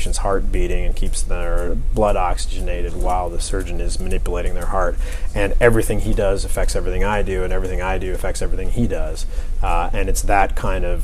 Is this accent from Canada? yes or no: yes; Canada; moved away; Originally, I'm from Canada. I grew up in Canada.